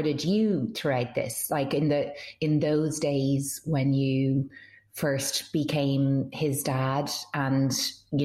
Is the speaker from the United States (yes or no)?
no; Ireland; I grew up in Ireland